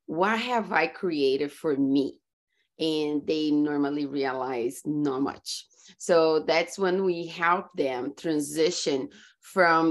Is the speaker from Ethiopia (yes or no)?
no; Brazil; English is a second language; moved away as an adult; also born or lived in California, United States; now in Florida, United States; I grew up in Brazil and I moved to US about 14 years ago.